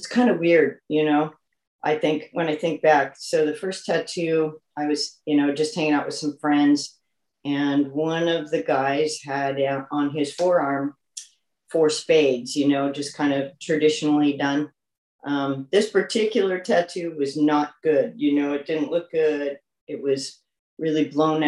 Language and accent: English; Minnesota, United States; now in Long Beach, United States; I'm originally from Minnesota, so the northern central part of the country.